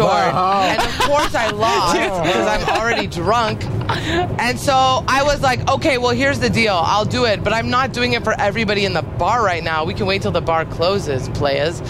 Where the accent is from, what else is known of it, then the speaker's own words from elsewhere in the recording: San Luis Obispo, California, United States; moved away; I was in San Luis Obispo, which is my hometown and a very boring place.